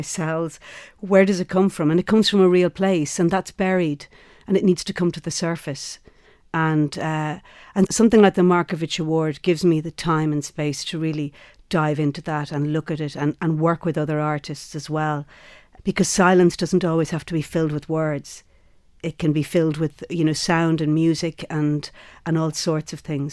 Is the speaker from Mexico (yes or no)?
no; Ireland; where we come from as Irish women